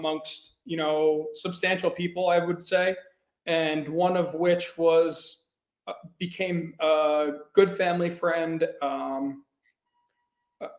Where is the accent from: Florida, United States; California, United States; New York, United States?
New York, United States; Long Island; I grew up in Long Island, New York. I grew up on the North Shore